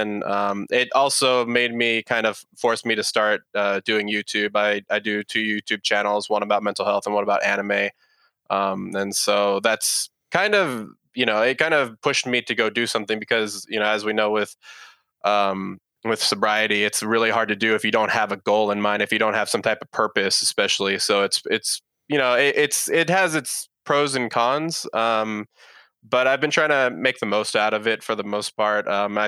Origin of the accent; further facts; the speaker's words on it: San Jose, California, United States; now in Austin, United States; So I'm based over here in Austin, Texas. I was actually originally from San Jose, California, which for your listeners' information, that's where the Silicon Valley is.